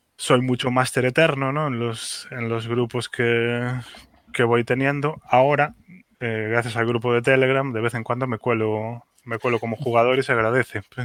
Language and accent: Spanish; A Coruña, Galicia, Spain; also born or lived in Santiago de Compostela; A Coruña, que es mi, que es mi ciudad natal